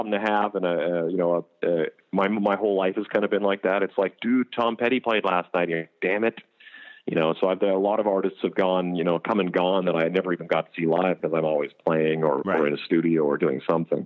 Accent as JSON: {"language": "English", "country": "Canada", "also_born_or_lived": "Las Vegas, United States", "moved": "as an adult", "lives_now": "United States"}